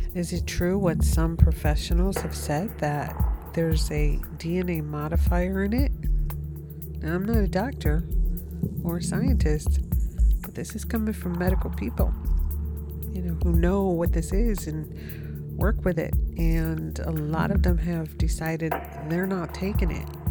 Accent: United States; America because that is my home country

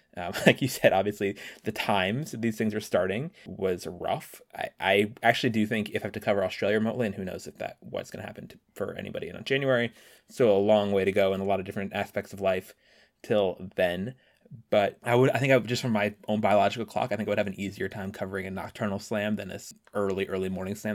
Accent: Washington, District of Columbia, United States; born or raised there

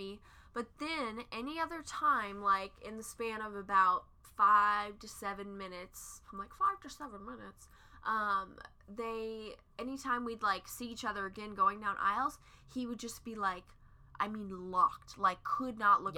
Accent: Midwest, United States; we're from the Midwest

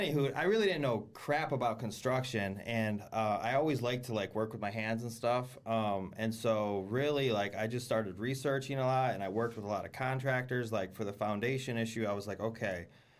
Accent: New York, United States; also born or lived in Michigan; Well, actually, I was born in Michigan. But I grew up in upstate New York, basically.

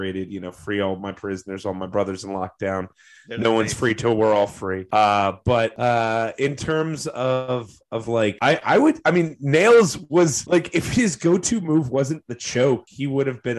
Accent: Georgia, United States; I am from Georgia

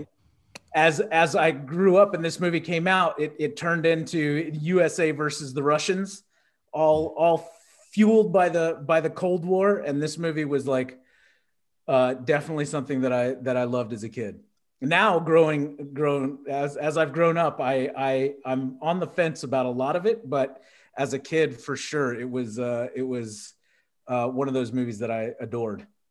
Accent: Texas, United States; growing up in Texas

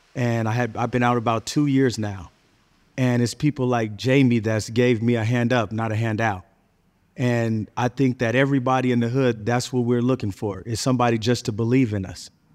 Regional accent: California, United States; I'm originally from California

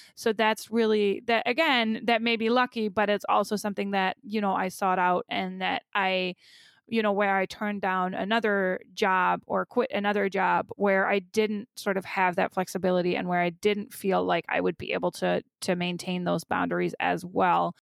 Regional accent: Germany; now in United States; I grew up in Germany, but I've never been a parent there

